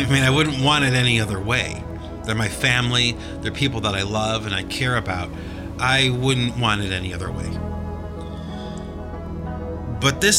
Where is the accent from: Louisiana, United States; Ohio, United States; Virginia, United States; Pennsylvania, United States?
Ohio, United States; Cleveland; now in Massachusetts, United States; when I go back to Cleveland, yes, it's my hometown. Yes, I go back to visit the home that I was raised in and grew up